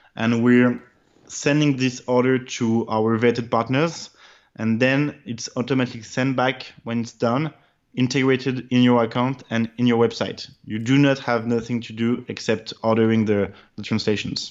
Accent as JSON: {"language": "English", "country": "France", "said": "I'm French, my first language in my brother preference is French"}